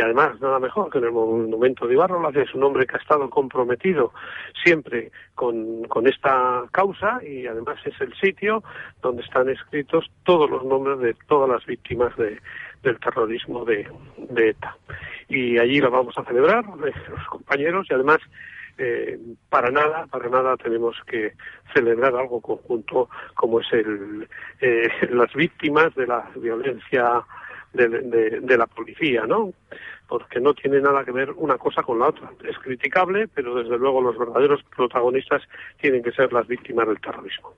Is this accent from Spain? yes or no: yes; Amurrio, Basque Country, Spain; en mi pueblo, donde soy yo, en Amurrio